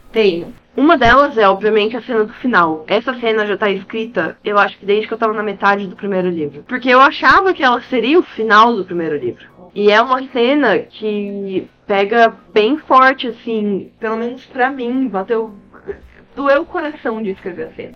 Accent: Brazil; also born or lived in Canada

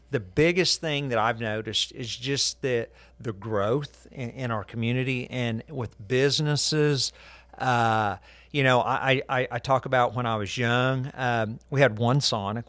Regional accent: Guthrie, Oklahoma, United States; I was born in Guthrie

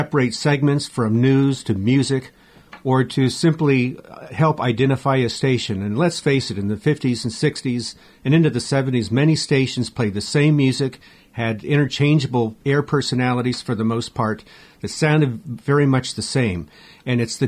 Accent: San Diego, California, United States; growing up in San Diego

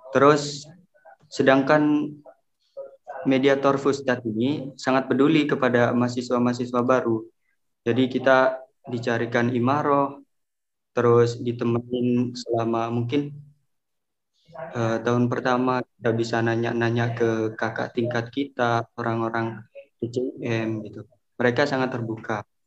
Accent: Indonesia; now in Egypt; Tapi intinya pas kita kan orang Indo kan biasa sarapan pagi gitu kan ya.

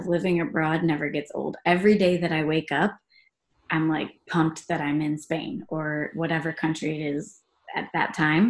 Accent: Ohio, United States; moved away as an adult; also born or lived in Brazil; I grew up in Ohio and then I studied abroad after my first semester of college.

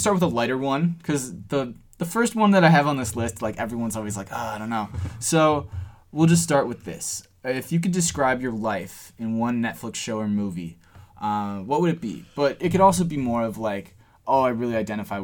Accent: Cleveland, Ohio, United States; we're from Cleveland

